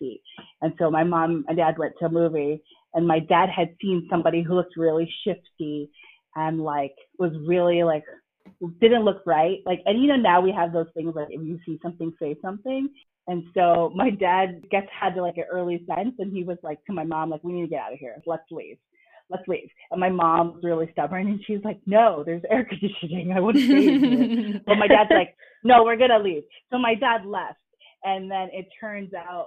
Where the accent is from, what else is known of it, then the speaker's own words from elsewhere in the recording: United States; my parents are from the Philippines, and I was born in the States